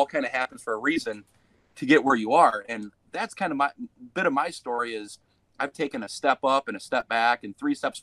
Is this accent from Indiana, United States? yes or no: yes; North Liberty, Indiana, United States; moved away; I'm originally from North Liberty, Indiana, where next door to you in Walkerton